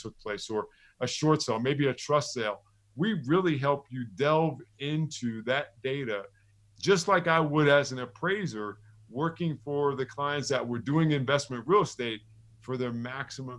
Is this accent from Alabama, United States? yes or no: no; Neptune, New Jersey, United States; I told her I was from Neptune